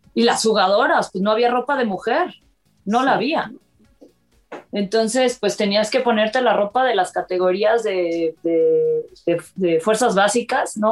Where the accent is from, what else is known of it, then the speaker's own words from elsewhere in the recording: Córdoba, Veracruz, Mexico; Eh, nací en Córdoba, Veracruz.